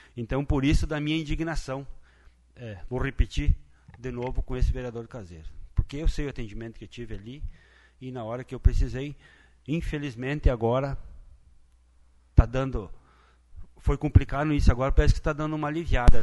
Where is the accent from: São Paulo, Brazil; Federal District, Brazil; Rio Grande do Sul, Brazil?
Rio Grande do Sul, Brazil; Lagoa Vermelha; Aqui no nosso município e na terra onde eu me criei